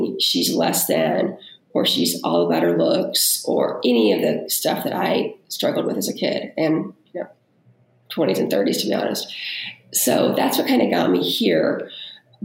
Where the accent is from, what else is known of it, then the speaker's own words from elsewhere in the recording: California, United States; moved away as an adult; also born or lived in New York area; growing up in California where it's a lot of like pressure to look a certain way. And then when I was in my 20s, I moved to the New York area